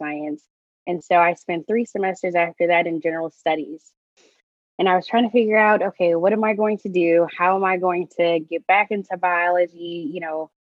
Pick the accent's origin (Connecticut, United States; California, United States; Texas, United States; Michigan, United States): Texas, United States; Houston; my hometown, which is Houston